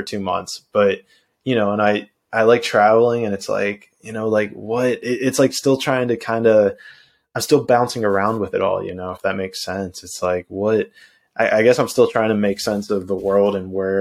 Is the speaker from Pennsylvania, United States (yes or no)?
yes; Pittsburgh, Pennsylvania, United States; moved away as an adult; also born or lived in Orlando, Florida / San Diego, California; now in Brazil; I was born and raised in Pittsburgh, PA